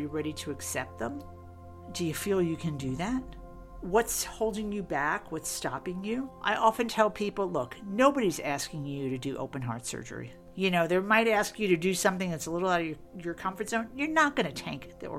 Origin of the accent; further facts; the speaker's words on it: New York City, New York, United States; moved away as an adult; also born or lived in Boston; now in Austin, United States; I'm originally from New York City. I grew up in Queens, New York, many years ago.